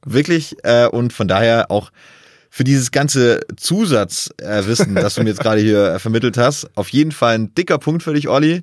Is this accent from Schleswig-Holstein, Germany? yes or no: no; Bad Waldsee, Baden-Württemberg, Germany; meiner Heimatstadt Bad Waldsee